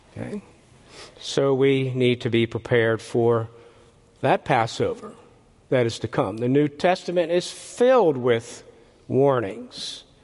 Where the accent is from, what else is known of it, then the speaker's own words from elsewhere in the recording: Philadelphia, Pennsylvania, United States; I grew up in the Philadelphia area